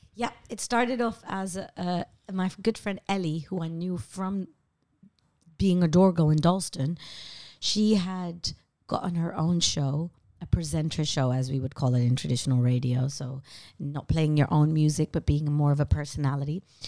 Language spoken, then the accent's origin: English; Amsterdam, North Holland, Netherlands; moved away as an adult; now in London, United Kingdom; growing up in Amsterdam